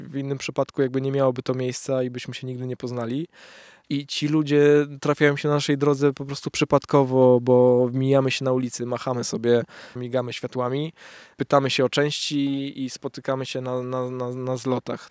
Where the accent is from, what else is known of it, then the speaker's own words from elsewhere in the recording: Poland; moved away as an adult; now in Warsaw, Poland; swojej małej miejscowości, w której się wychowałem, w której wciąż czuję się jak ryba w wodzie